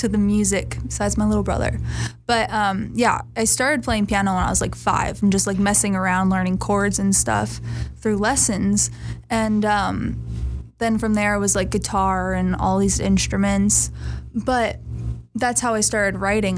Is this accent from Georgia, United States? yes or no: no; New York, United States; moved away; I'm originally from New York